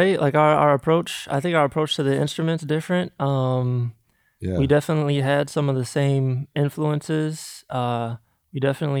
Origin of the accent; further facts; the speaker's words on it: Grand Rapids, Michigan, United States; where we grew up in the Midwest, Grand Rapids, Michigan, there weren't a ton of opportunities, I would say.